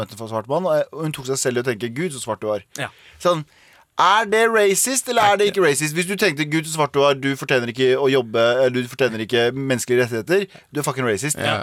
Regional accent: Mysen, Østfold, Norway; now in Oslo, Norway; jeg har foreldrene mine bor i Mysen, der jeg vokste opp

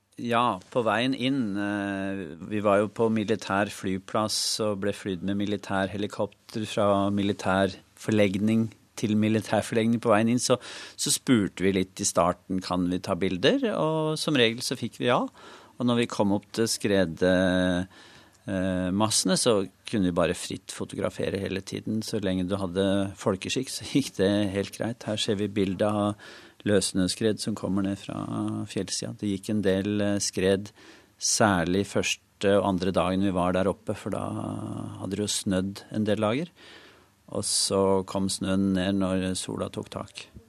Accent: Norway; vi kom fra Norge eh, og et land som ligger nesten på andre siden av kloden

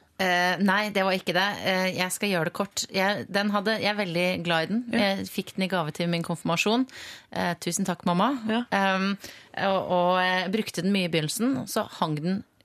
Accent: Voss, Vestland, Norway; also born or lived in Vaksdal; Jeg er fra Vaksdal. Gått på gymnas på Voss, der jeg har vokst opp.

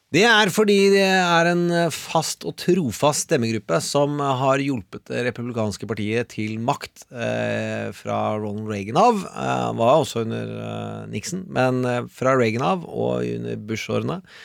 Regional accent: Østfold, Norway; accent: Østfold dialect; jeg er fra Østfold

